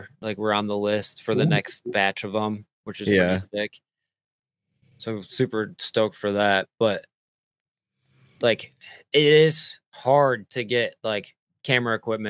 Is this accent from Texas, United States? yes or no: no; Michigan, United States; Oh, we're from Michigan.